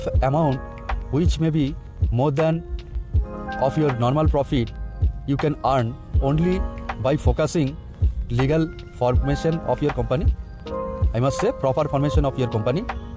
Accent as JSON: {"language": "English", "country": "India", "said": "from India"}